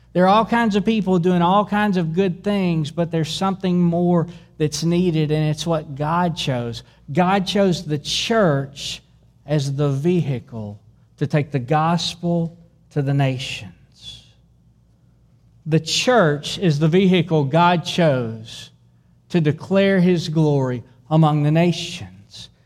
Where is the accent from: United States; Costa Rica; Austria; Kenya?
United States; Dueville, Texas; I grew up in Dueville, Texas